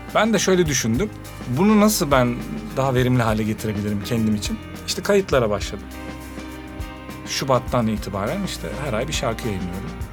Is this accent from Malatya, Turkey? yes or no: yes; Malatya, Turkey; moved away as an adult; also born or lived in Izmit / Hereke / Istanbul; Malatya'dan bir gençsin